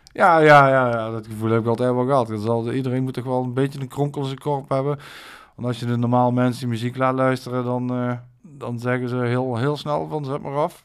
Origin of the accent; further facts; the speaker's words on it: Maastricht, Limburg, Netherlands; ik heb mijn jeugd doorgebracht in Sint-Pieter.